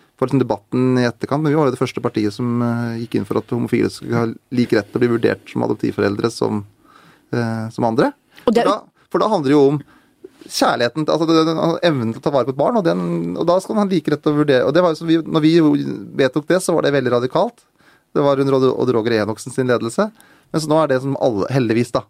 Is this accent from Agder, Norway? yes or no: no; Ilseng, Innlandet, Norway; Der jeg vokste opp, da på Ildseng, der jeg var mest kjent for et sånn promillefengsel